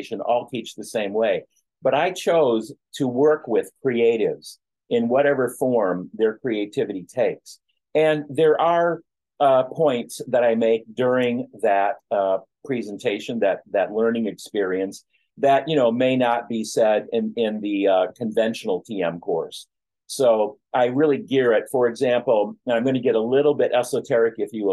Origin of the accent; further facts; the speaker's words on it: Flint, Michigan, United States; my hometown of Flint, Michigan